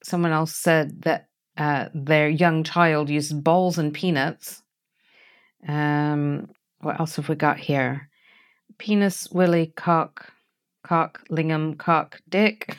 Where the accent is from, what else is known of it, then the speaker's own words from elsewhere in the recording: United States; now in United Kingdom; although I'm American by birth, I have lived in the U K much longer than I ever lived in America